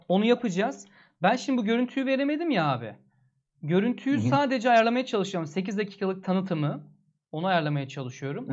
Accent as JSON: {"language": "Turkish", "region": "Antalya", "country": "Turkey", "said": "Antalyalıyız biz"}